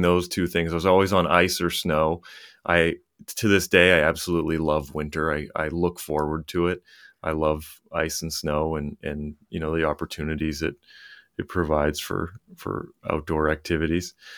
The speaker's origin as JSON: {"language": "English", "town": "Lewiston", "region": "Maine", "country": "United States", "tie": "born or raised there", "said": "I grew up in Lewiston, Maine, which is, um, about thirty miles north of Portland, Maine."}